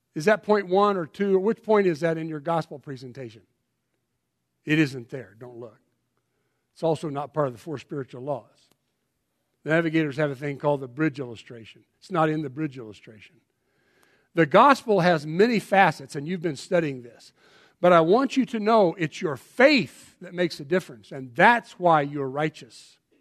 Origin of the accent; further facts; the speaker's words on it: Colorado, United States; I'm from Colorado